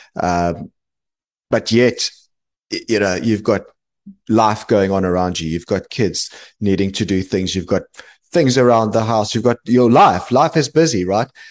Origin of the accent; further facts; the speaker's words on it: South Africa; now in London, United Kingdom; I'm South African originally, I still am, but I live in the U K, based in, in London now